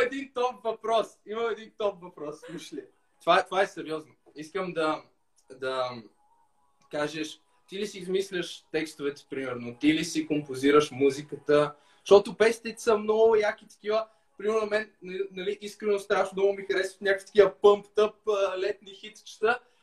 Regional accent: Lom, Montana Province, Bulgaria; now in Sofia, Bulgaria; От Лом.

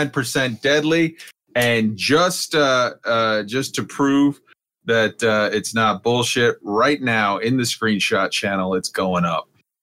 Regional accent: Boston, Massachusetts, United States; I'm from Boston. I can't do that.

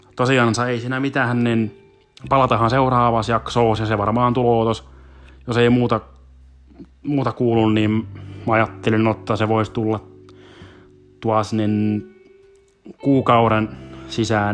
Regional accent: South Ostrobothnia, Finland; accent: South Ostrobothnian; moved away as an adult; now in Helsinki, Finland; suurin osa olisi eteläpohjalaisittain praatattua sen tähden, kun sieltä kuitenkin kuitenkin kotoosin, kotoosin on

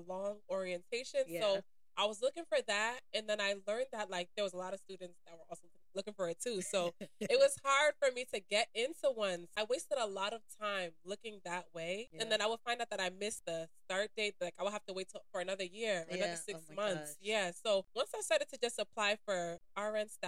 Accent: New Jersey, United States; also born or lived in Illinois

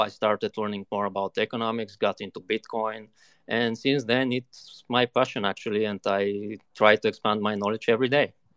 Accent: Bulgaria; I'm from Bulgaria, currently living here in the capital

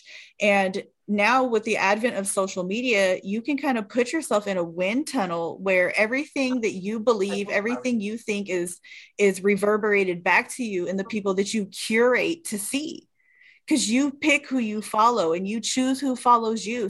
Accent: California, United States; I grew up in California

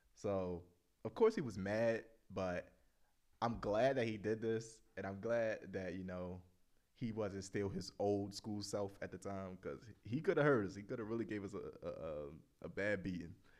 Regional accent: Baltimore, Maryland, United States; growing up in Baltimore alone is, like, so many stories to tell

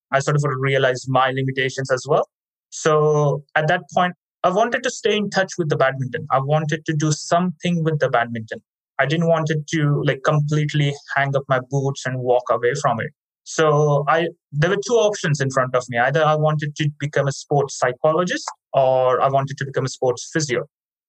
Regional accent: India; now in Australia; I grew up in India

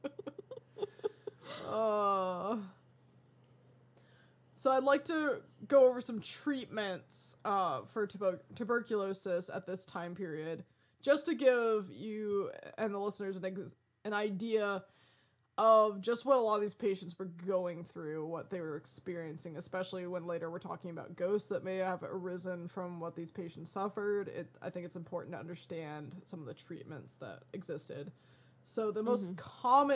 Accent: Colorado, United States; growing up in Colorado

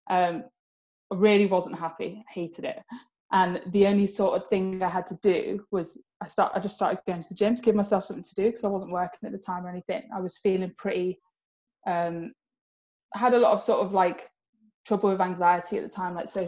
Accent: Spain; moved away as an adult; now in England; I grew up in Spain. I moved there when I was about nine, and I moved back to England about four years ago. So I was there for about 15 years. Um, so I can speak Spanish.

